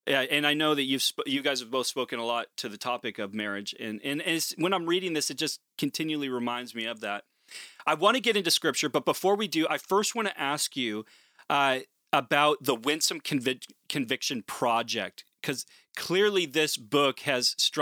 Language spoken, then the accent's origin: English; Portland, Oregon, United States; moved away; I'm originally from Portland, Oregon